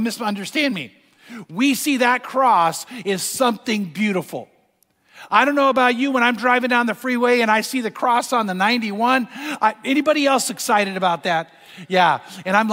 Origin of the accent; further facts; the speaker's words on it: Corona, California, United States; Corona's my hometown.